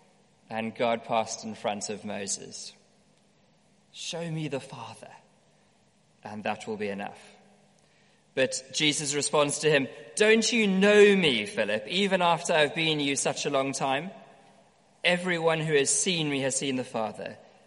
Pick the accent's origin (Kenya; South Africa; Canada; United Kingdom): South Africa; growing up in South Africa